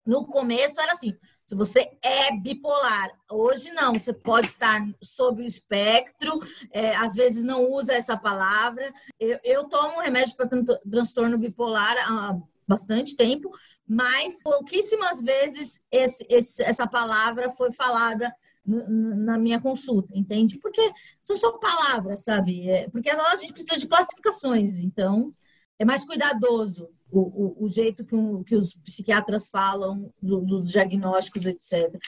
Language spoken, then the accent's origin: Portuguese; São Paulo, Brazil; Eu nasci na periferia, no Capão Redondo